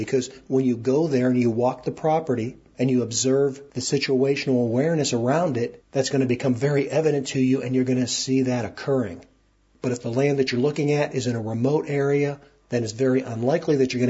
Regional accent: Utah, United States; my home state of Utah

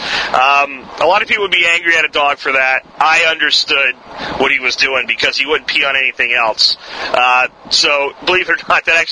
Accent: Northeast, United States; moved away; I grew up in the Northeast

